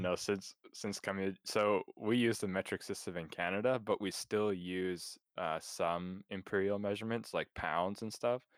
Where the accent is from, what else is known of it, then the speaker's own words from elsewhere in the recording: West Coast, United States; growing up on the West Coast